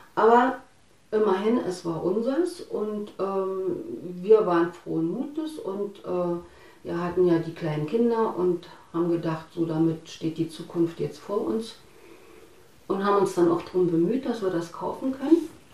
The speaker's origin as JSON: {"language": "German", "region": "Harz", "country": "Germany", "tie": "born or raised there", "moved": "yes", "lives_now": "Falkensee, Germany", "said": "Ich bin im Osten groß geworden, im Harz genau. Ich bin dann später hierher gezogen nach Falkensee"}